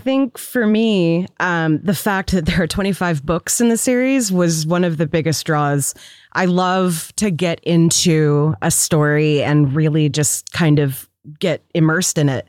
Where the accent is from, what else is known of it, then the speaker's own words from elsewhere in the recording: Seattle, Washington, United States; growing up in Seattle